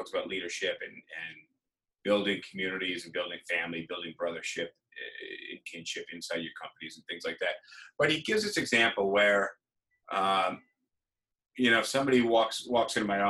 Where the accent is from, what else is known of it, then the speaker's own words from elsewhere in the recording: New York City, New York, United States; Be like, oh yeah, you know, I'm from New York.